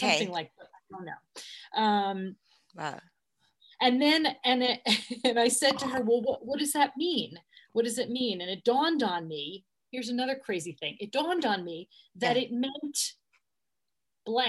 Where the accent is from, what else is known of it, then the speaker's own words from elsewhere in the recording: Long Island, New York, United States; moved away; I grew up in Long Island